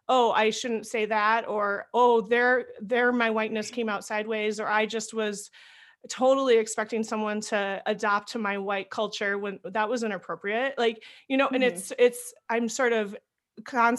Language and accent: English; Northeast Iowa, United States; moved away as an adult; Being a white Midwesterner, growing up in Northeast Iowa, close to Minnesota